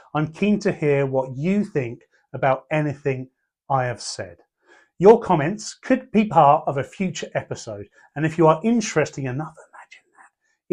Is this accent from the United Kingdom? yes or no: yes; Portsmouth, South East England, United Kingdom; also born or lived in Pembroke; I was born in Portsmouth and raised in Pembroke